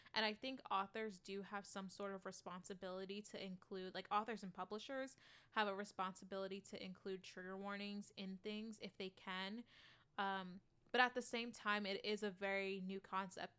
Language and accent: English; United States; I am that American